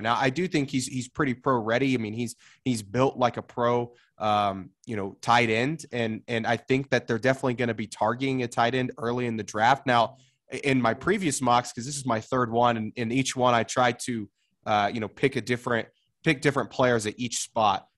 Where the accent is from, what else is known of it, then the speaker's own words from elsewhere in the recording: Oklahoma, United States; moved away; growing up in Oklahoma, they don't play hockey there